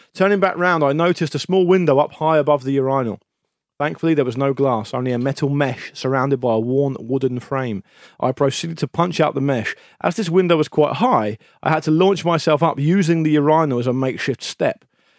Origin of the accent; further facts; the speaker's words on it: Titchfield, South East England, United Kingdom; I grew up in Titchfield, a small village